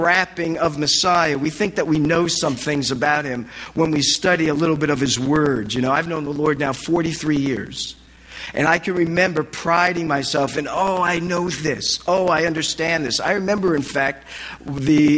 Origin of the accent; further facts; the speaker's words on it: New Jersey, United States; moved away as an adult; also born or lived in Annapolis / Massachusetts; I'm from Jersey, so it was in northern Jersey.